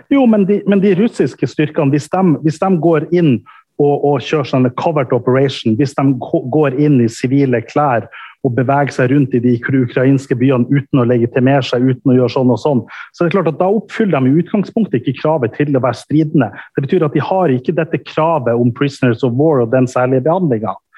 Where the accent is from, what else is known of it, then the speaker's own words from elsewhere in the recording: Norway; Og jeg kommer ifra Norge